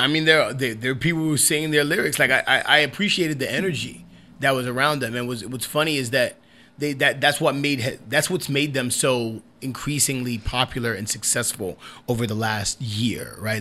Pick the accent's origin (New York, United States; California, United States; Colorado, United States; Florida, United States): New York, United States; I'm a New York artist. Yeah. I'm a New York. I, I was born in New York